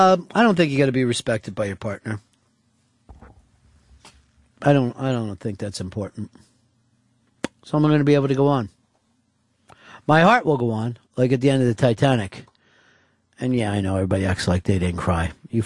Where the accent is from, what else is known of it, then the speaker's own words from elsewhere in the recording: Mississippi, United States; I'm from Mississippi, and I wear dungarees.